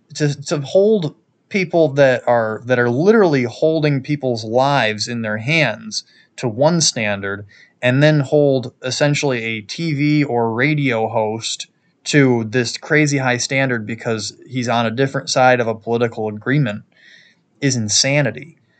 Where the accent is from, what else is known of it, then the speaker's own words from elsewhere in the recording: New York, United States; my home state of New York